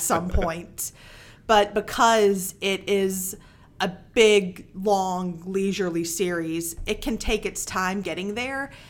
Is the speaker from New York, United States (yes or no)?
no; Mississippi, United States; I'm from Mississippi